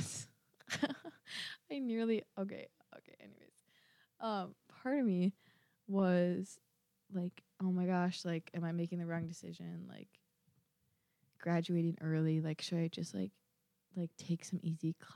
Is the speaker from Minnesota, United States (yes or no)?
yes; Minnesota, United States; I'm from Minnesota. I am from the Minnesota